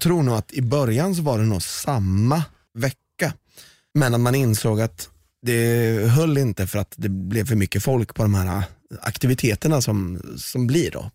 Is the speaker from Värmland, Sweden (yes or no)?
no; Valdemarsvik, Östergötland, Sweden; jag är uppväxt i Valdemarsvik